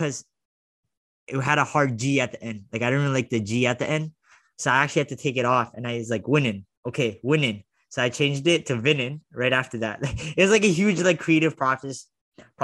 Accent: Toronto, Ontario, Canada; I was from Toronto.

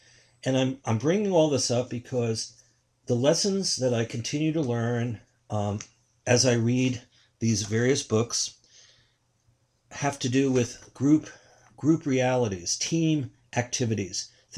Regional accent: New York City, New York, United States; I come from New York City. I'm born 4 years after Donald Trump was born.

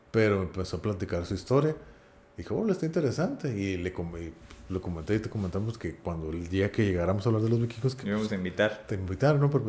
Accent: Norway; Vamos, que yo soy de Noruega.

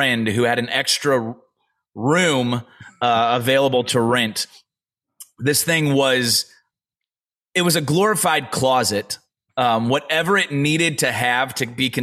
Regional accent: St. Louis, Missouri, United States; now in Nashville, United States; I grew up in St. Louis, Missouri, was born in St. Louis, Missouri.

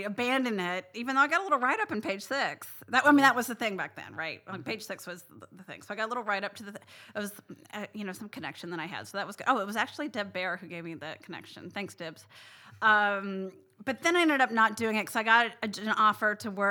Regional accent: Southern Indiana, United States; moved away as an adult; now in New York, United States; I grew up in Southern Indiana near Louisville, Kentucky

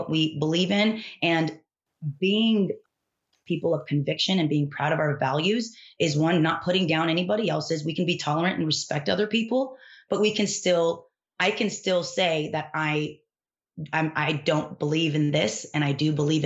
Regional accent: Dallas, Texas, United States; I grew up here in Dallas, Texas

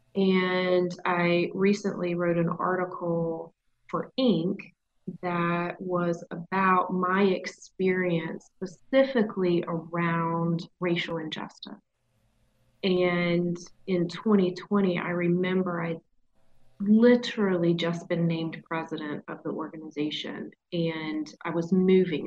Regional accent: the South, United States; accent: southern

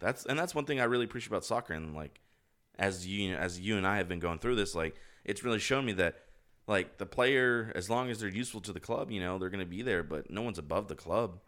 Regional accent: United States; I'm fucking American

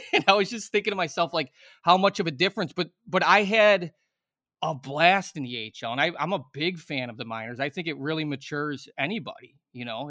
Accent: Chicago, Illinois, United States; I'm from Chicago

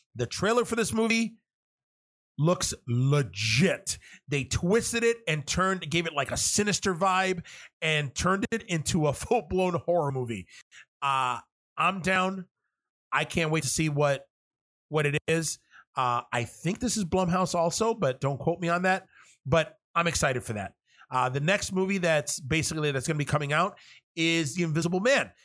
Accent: New York City, New York, United States; I was born and raised in New York City and Manhattan.

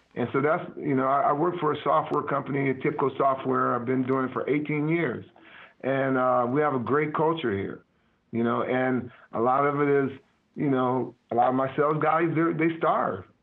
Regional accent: Midwest, United States; moved away; I'm from the Midwest

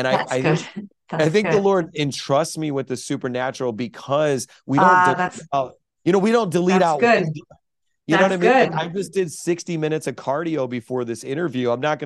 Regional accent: Chicago, Illinois, United States; now in New York, United States; I was raised in South Chicago

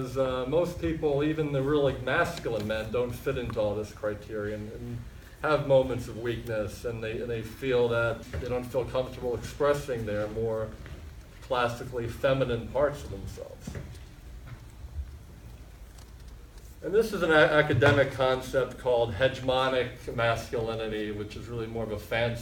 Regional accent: United States; born or raised there; also born or lived in Fort Lauderdale, Florida

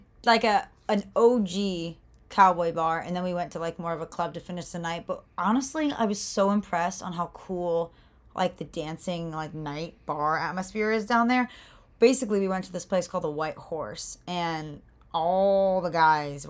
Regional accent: Florida, United States; I'm from Florida.

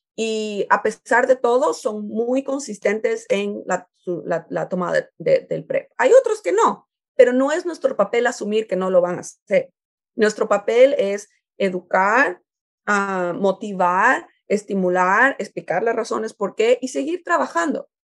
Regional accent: Ecuador; now in United States; yo soy de Ecuador

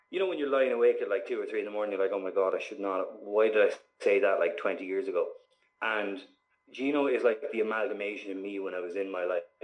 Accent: Waterford, Munster, Ireland; That's just my accent. Like I don't have a typical Waterford accent.

